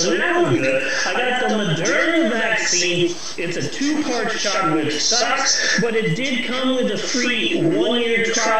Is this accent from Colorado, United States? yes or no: no; Phoenix, Arizona, United States; I'm fine with the scaled lizard skin because, you know, I'm from Phoenix and having lizard scales in 115-degree heat, that's only a positive.